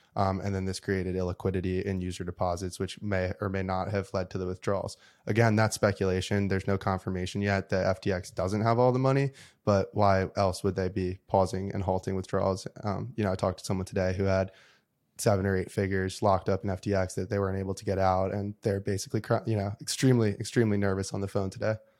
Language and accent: English; United States; as an American and as, like, a patriot